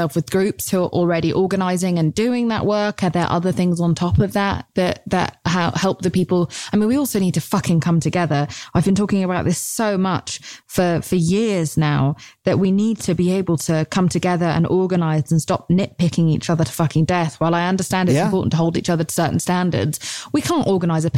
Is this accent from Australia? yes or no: no; United Kingdom; As a Brit